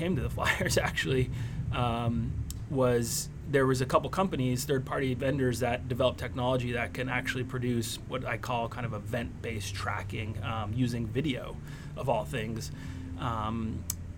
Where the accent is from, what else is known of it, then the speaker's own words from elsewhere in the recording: outside of Oakland, California, United States; I was born and raised outside of Oakland, California.